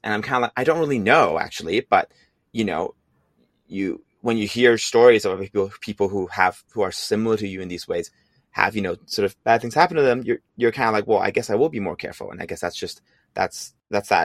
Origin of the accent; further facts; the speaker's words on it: Hong Kong; moved away as an adult; also born or lived in San Francisco, California; now in California, United States; I'm originally from Hong Kong